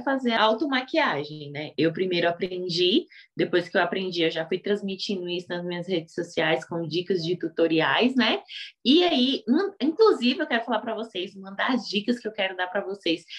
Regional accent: Brasília, Federal District, Brazil; eu sou aqui de Brasília, dou aula para mulheres negras carentes

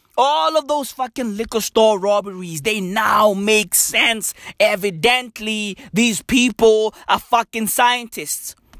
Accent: South Africa; From today going forward, I'm no longer South African. I'm Kenyan.

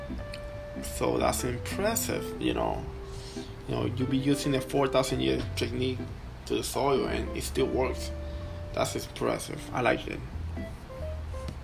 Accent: Puerto Rico; I'm from Puerto Rico.

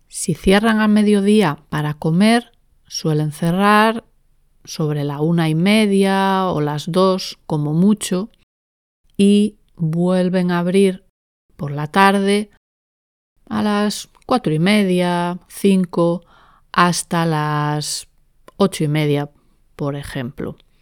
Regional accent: Spain; en España en general usamos la palabra mediodía

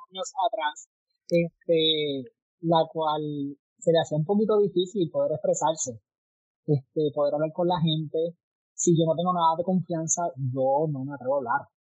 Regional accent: Barranquitas, Puerto Rico; Soy de Barranquitas. Tengo 29 años. Ya estoy picando para los 30.

